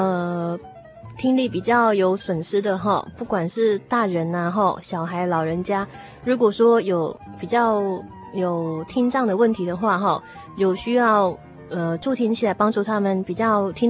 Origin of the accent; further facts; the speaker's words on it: Taiwan; 我小时候在眷村长大，